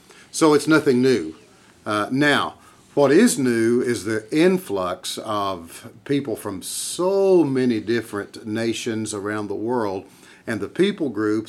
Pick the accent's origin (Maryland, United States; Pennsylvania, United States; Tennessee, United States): Tennessee, United States; I grew up in Tennessee.